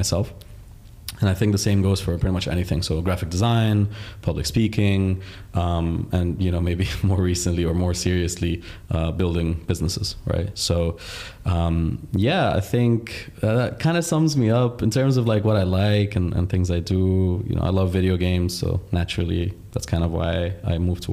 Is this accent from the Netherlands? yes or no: no; Dubai, United Arab Emirates; also born or lived in Riyadh, Saudi Arabia / Egypt; my parents moved to the UAE when I was 5. And I'm now 27, so it's been 22 years of my life in the UAE. I think I'm privileged and lucky to have grown in a country